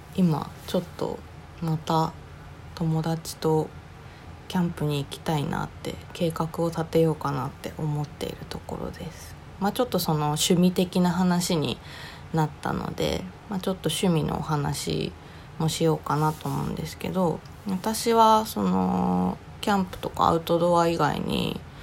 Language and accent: Japanese; Oga, Akita, Japan; moved away; 私の実家は秋田県の男鹿市旧若見町にありましてえー、っと兼業なんですけど農家を営んでいます